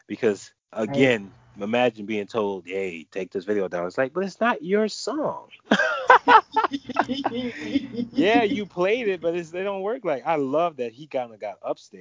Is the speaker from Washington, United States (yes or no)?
no; New Orleans, Louisiana, United States; I'm from New Orleans